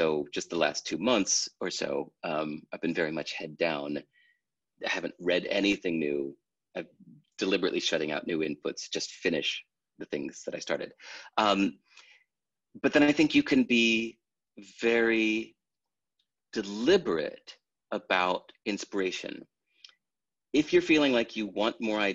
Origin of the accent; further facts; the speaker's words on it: United States; Growing up in America